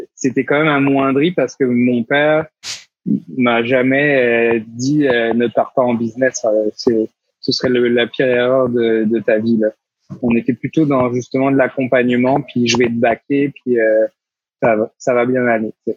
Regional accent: France; moved away as an adult; now in Quebec, Canada; à 6000 km de ma terre natale

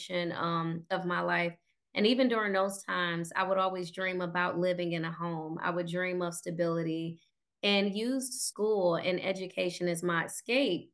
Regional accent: Cleveland, Ohio, United States; I did grow up in Cleveland. So stayed here, born and raised, moved about 13 times by the time I was 12.

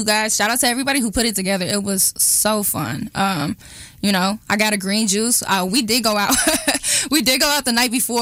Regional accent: Kansas City, United States; I'm from Kansas City

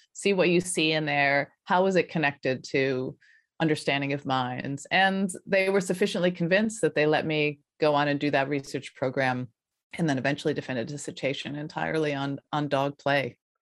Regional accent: Colorado, United States; moved away as an adult; also born or lived in Philadelphia, Pennsylvania / New York; I grew up in Colorado, in the foothills of Colorado, so pretty rural, suburban

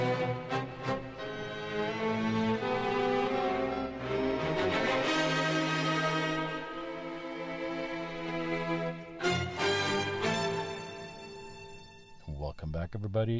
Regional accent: Germany; now in United States; I was born and raised in Germany, and I live in the United States

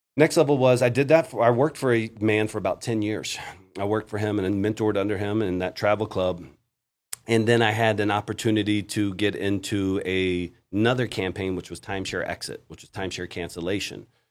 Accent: Virginia, United States; moved away as an adult; also born or lived in Florida; now in Colombia; I was a kid from Virginia

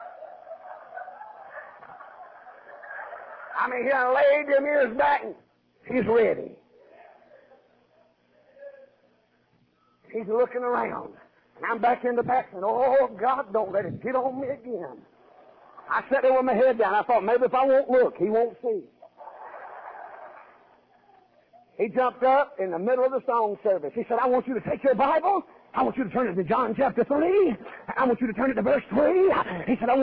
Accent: United States; I was born in America

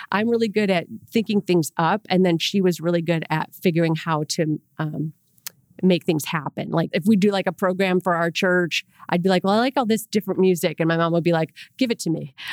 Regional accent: Rochester, New York, United States; I'm from Rochester, New York, by the way.

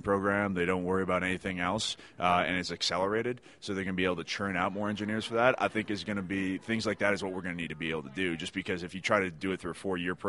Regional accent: Northern Wisconsin, United States; now in Denver, United States; I grew up in Northern Wisconsin

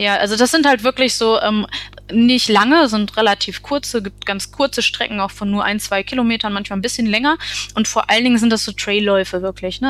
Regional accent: Essen, North Rhine-Westphalia, Germany; now in Münsterland, Germany; ich komme ursprünglich aus Essen

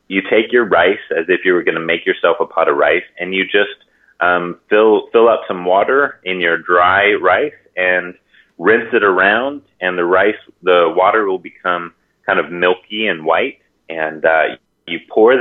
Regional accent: Hawaii, United States; born or raised there

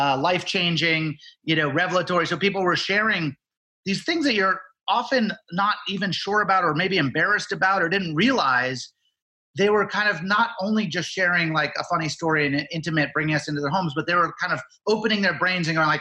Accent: Nantucket, Massachusetts, United States; I grew up on Nantucket.

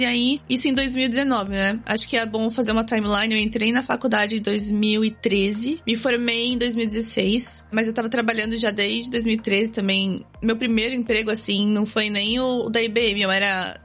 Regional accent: São Vicente, São Paulo, Brazil; moved away as an adult; also born or lived in Santos, Brazil; now in Canada; eu sou natural de Santos, no litoral de São Paulo. Morei minha vida toda né, em São Vicente, estudei em Santos

